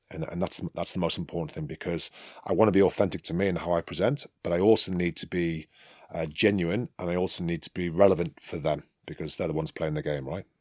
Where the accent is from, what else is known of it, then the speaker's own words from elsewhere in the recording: England, United Kingdom; moved away as an adult; now in France; I'm an Englishman, I'm a proud Englishman